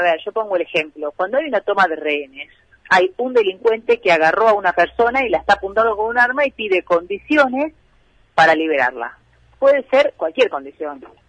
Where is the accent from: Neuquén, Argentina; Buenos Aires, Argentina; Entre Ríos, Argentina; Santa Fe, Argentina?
Buenos Aires, Argentina; interior of Buenos Aires Province, Argentina; como bonaerense del interior